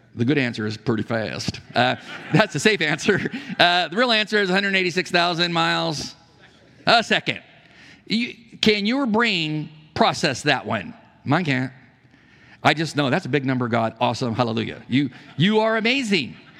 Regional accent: San Diego, California, United States; I'm from San Diego. I knew lots of pilots. Navy pilots. Uh, the, the Top Gun base was by our, not far from our house

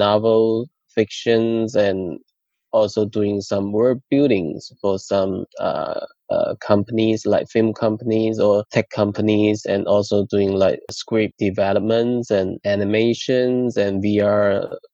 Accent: Shantou, Guangdong, China; moved away as an adult; also born or lived in Beijing; I was born in Shantou, a small city in Guangdong province in China.

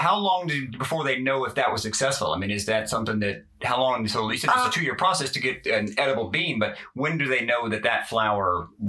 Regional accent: Georgia, United States; Well, I'm from Georgia

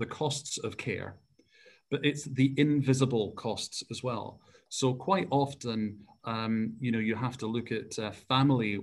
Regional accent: Scotland, United Kingdom; I was brought up in Scotland.

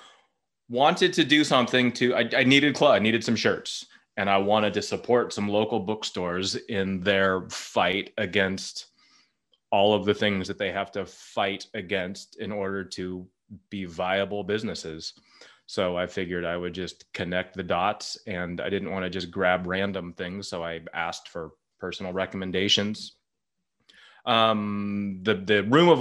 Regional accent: Berkeley, California, United States; It's my hometown

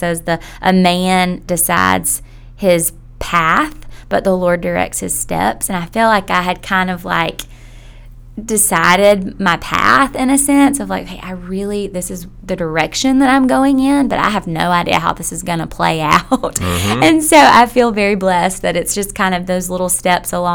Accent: Millen, Georgia, United States; now in Athens, United States; I'm from a small town in South Georgia.

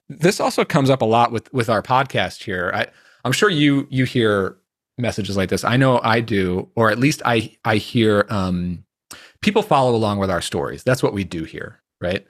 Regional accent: New York, United States; I grew up around New York

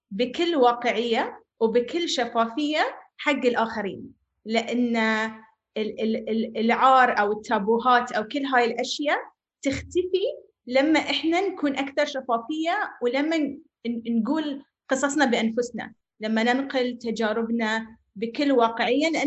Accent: Bahrain; also born or lived in Palestine; now in United Arab Emirates; أنا بحرينية فلسطينية أعيش في الإمارات

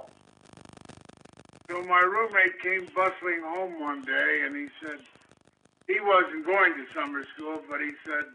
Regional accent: Kansas City, United States; born or raised there; moved away as an adult; also born or lived in Chicago

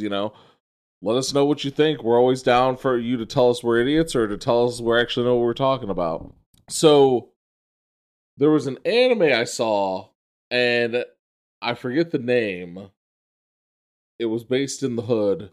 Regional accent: New York City, New York, United States; I grew up in the Bronx as, as, like a small child

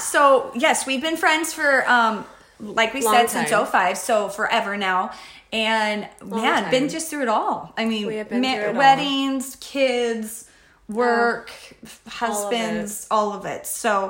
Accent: Phoenix, Arizona, United States; also born or lived in Georgia; Phoenician, truly, because I grew up in North Phoenix. Oh. Yeah, I'm a Phoenician.

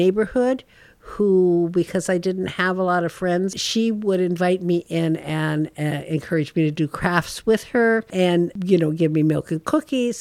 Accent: Yuba City, California, United States; Growing up in Yuba City

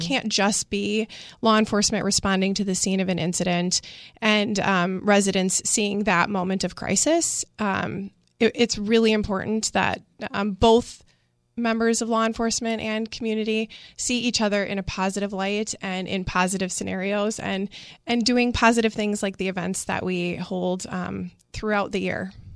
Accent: Milwaukee, Wisconsin, United States; moved away as an adult; I grew up in the Sherman Park neighborhood

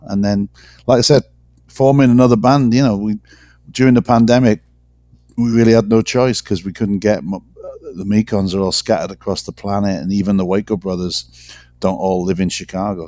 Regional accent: Wales, United Kingdom; moved away; I'm not it's not a racial thing being Welsh, but it's definitely a cultural thing. I mean, I've got loads of loads of mates back in in Wales

